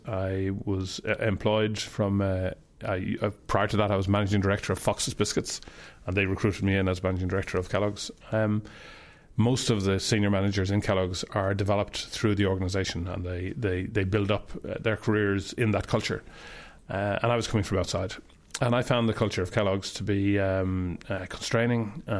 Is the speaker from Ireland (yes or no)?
yes; Dublin, Leinster, Ireland; I grew up in Cabra on the north side of Dublin. My parents had a newsagent shop, and we lived in the rooms above the newsagent shop.